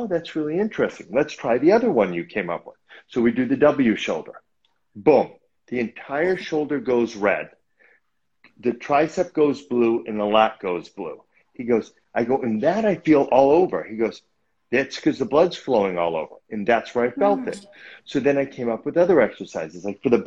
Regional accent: Newton, Massachusetts, United States; moved away as an adult; now in Los Angeles, United States; the neighborhood gym back in Boston where I grew up

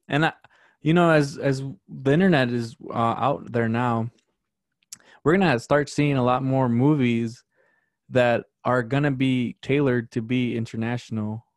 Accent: Chicago, Illinois, United States; also born or lived in Wisconsin; I grew up in South Chicago

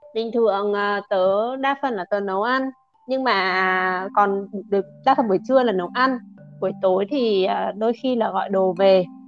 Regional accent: Vietnam; first language Vietnamese; mình là người việt không tiếng anh không phải ngôn ngữ đầu tiên

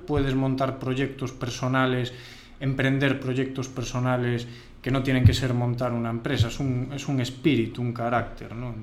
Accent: Ourense, Galicia, Spain; nosotros somos de Urense

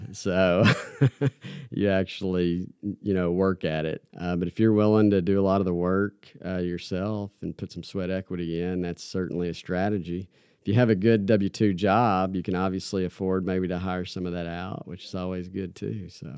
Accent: Campbellsville, Kentucky, United States; now in Lexington, United States; small town Kentucky boy from Campbellsville. Yeah, just grew up kinda middle class family

